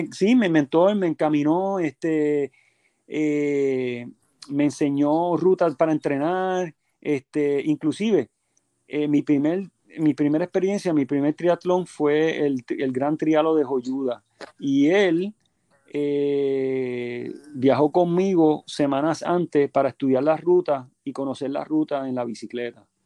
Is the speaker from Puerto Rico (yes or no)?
yes; Puerto Rico; moved away as an adult; also born or lived in Berkeley, California, United States; yo básicamente vine aquí a Puerto Rico por un periodo de, luego que me gradué, vine por un periodo de un año y medio y rápido me regresé a Estados Unidos